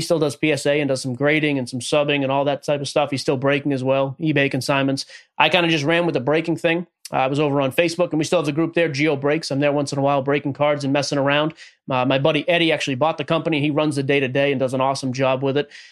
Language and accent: English; Boston, Massachusetts, United States; moved away as an adult; now in Nashville, United States; born and raised in Boston, Massachusetts, about 20 minutes north of the city. I live in Nashville area with my wife now